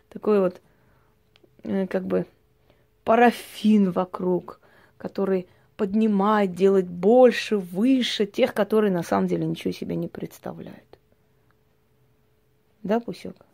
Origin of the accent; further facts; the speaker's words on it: Armenia; Я всегда говорю, что мы, армяне, пройдя столько боли за тысячелетия, все время зациклены на том, что потеряли.